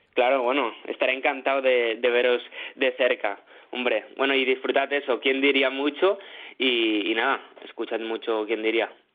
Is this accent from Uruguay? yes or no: no; Barcelona, Catalonia, Spain; Yo de Barcelona, soy de Barcelona